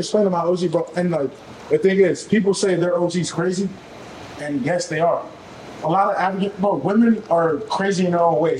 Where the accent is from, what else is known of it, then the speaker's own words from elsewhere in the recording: Nigeria; I have a white boss and I'm black and I'm Nigerian and I have braids.